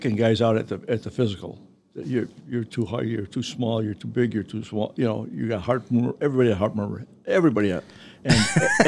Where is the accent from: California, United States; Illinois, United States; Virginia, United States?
Illinois, United States; Melrose Park; I grew up in Melrose Park.